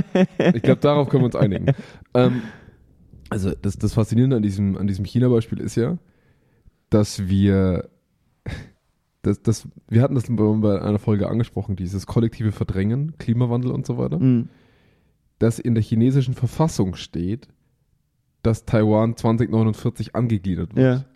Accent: Bavaria, Germany

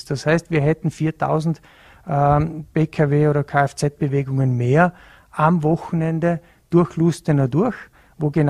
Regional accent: Bregenz, Vorarlberg, Austria; Ich bin ja in, in Bregenz aufgewachsen, habe in Hart auch Sport betrieben

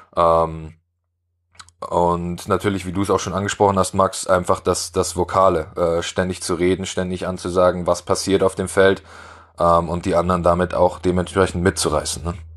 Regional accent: Weilheim, Germany; Coach in, in Weilheim in meiner Heimatstadt war

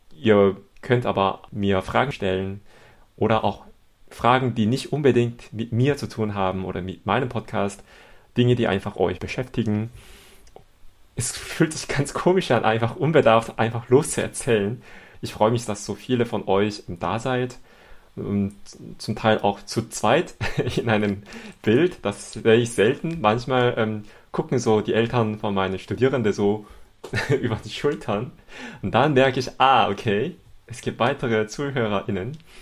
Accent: Seoul, South Korea; German is a second language; moved away as an adult; now in Cologne, Germany; Ich komme aus Seoul, Südkorea und ich lebe in Köln jetzt seit elf Jahren.

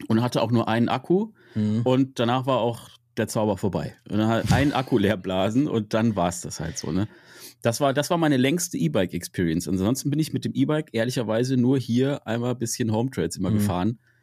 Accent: Münster, North Rhine-Westphalia, Germany; in der Region, wo ich herkomme, in Münster

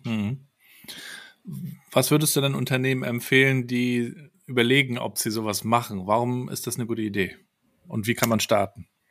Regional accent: Rostock, Mecklenburg-Vorpommern, Germany; ich bin dann ähm, aus in Rostock aufgewachsen, 200.000 Einwohner

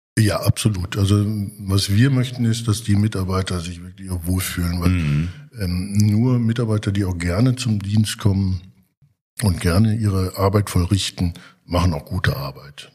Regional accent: Germany; als Deutscher

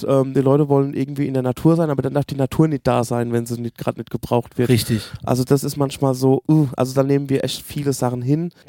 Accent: Berlin, Germany; wir kommen aus Berlin, ah, ich habe

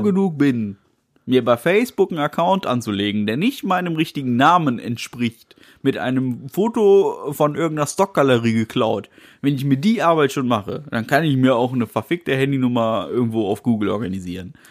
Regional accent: Germany; Ja, ich bin Deutscher.

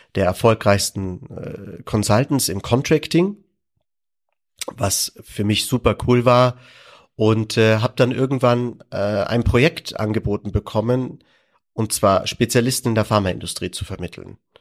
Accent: Landsberg am Lech, Bavaria, Germany; Ich bin geboren in Landsberg am Lech und bin äh, in als Restaurant oder Gastronomiekind aufgewachsen

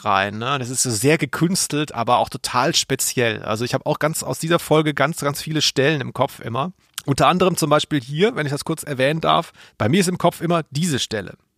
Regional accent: Ludwigsburg, Baden-Württemberg, Germany; Ludwigsburg, wo ich herkomme

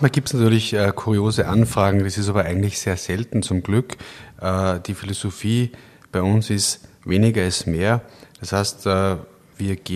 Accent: Kitzbühel, Tyrol, Austria; now in Linz, Austria; Äh, ich habe in Innsbruck studiert, bin in, in Kitzbühel aufgewachsen und habe dann äh, in Berlin erste

